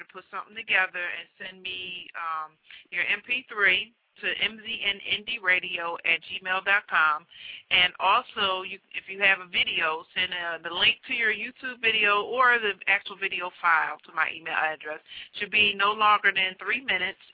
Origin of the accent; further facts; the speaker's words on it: Philadelphia, Pennsylvania, United States; It's my hometown